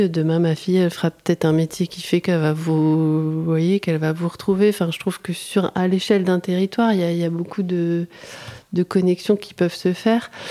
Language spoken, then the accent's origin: French; Arras, Hauts-de-France, France; born there; Euh, moi je suis née sur Arras